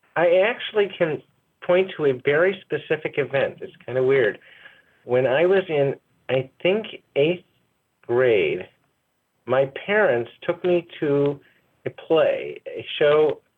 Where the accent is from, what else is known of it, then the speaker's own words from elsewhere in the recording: Chicago, Illinois, United States; also born or lived in Evanston, Illinois; I grew up in first in the Hyde Park neighborhood of Chicago, and then in the Evanston, in Evanston suburb of Chicago.